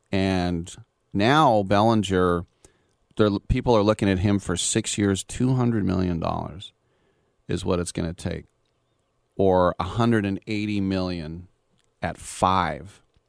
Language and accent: English; Oakland, California, United States; my hometown Oakland A's